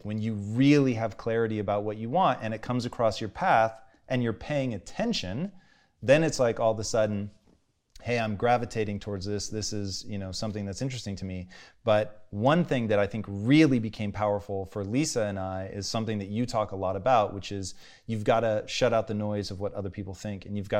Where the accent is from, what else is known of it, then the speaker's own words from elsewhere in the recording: Tacoma, Washington, United States; Because growing up in Tacoma, dude, it was white people 24/7.